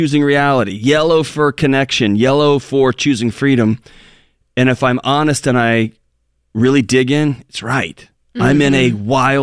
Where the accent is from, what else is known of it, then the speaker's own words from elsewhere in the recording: Texas, United States; I'm from Texas.